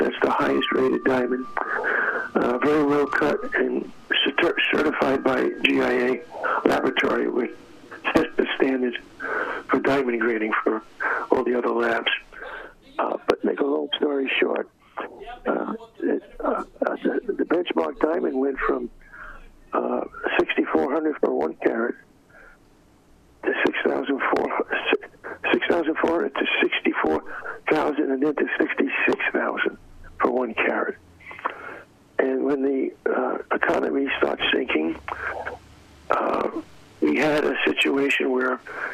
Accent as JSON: {"language": "English", "town": "New York City", "region": "New York", "country": "United States", "tie": "born or raised there", "said": "I was a Democrat growing up in New York City"}